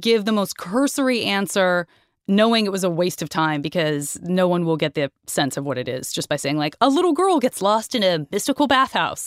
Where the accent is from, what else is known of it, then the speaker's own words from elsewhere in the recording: United States; I'm American